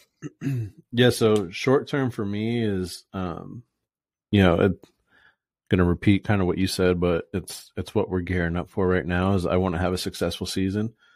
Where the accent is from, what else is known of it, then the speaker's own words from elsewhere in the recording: Fort Myers, Florida, United States; moved away as an adult; now in Boise, United States; born and raised in Florida, Fort Myers, Naples area.